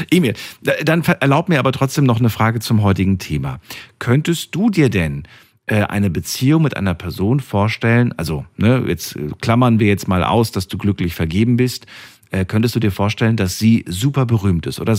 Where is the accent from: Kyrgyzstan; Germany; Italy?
Germany; Neuss, North Rhine-Westphalia; Grüß ich komme aus Neuss.